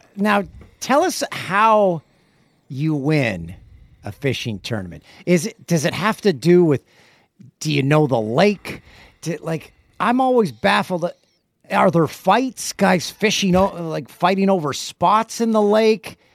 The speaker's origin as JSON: {"language": "English", "country": "Canada", "tie": "born or raised there", "said": "I grew up in Canada"}